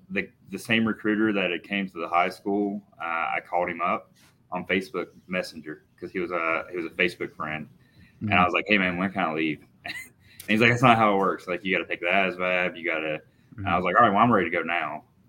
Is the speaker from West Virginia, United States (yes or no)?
yes; Wharton, West Virginia, United States; also born or lived in Japan / California / North Carolina; So I was born and raised in Boone County, West Virginia, small town. It's called Wharton.